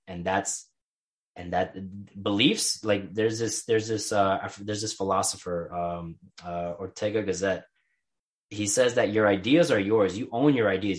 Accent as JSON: {"language": "English", "town": "New York City", "region": "New York", "country": "United States", "tie": "born or raised there", "said": "growing up in New York"}